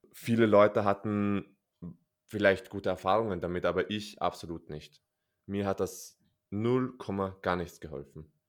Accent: Austria; bei uns in Österreich

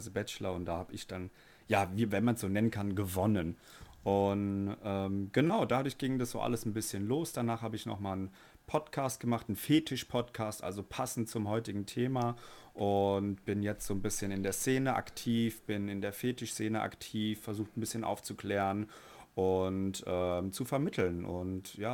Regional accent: Frankfurt, Hesse, Germany; ich komme aus Frankfurt, bin 29 Jahre alt, bin Flugbegleiter

